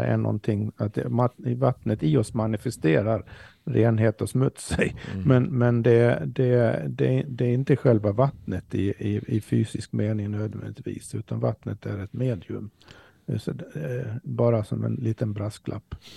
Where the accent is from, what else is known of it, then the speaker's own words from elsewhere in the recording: Sweden; för oss som svenskar